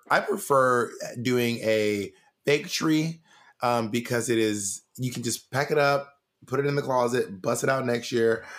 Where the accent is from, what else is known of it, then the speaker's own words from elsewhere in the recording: Columbus, Georgia, United States; I was born in Columbus, Georgia